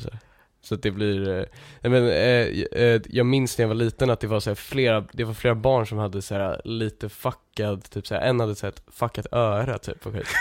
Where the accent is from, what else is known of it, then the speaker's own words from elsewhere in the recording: Lidingö, Stockholm County, Sweden; jag är ju från eh, eh, den delen av Lidingö som, som är mindre eh, överklass typ.